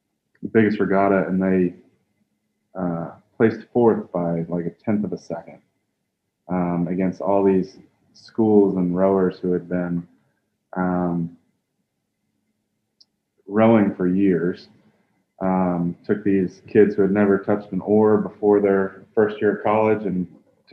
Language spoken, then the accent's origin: English; Columbia, South Carolina, United States; I grew up in Columbia, South Carolina